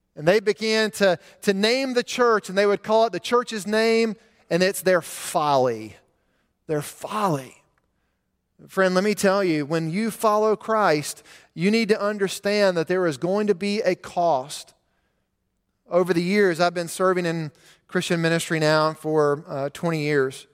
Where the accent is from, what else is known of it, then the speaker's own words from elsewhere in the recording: Montgomery, Alabama, United States; When I was a teenager growing up in Montgomery, I would take the same route to school